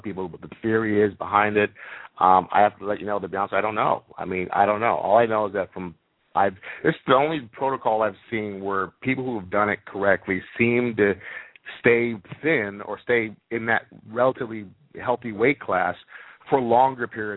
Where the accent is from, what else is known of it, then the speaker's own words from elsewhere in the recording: Jamaica; moved away; I grew up in Jamaica where I chewed on cane, sugar cane all day long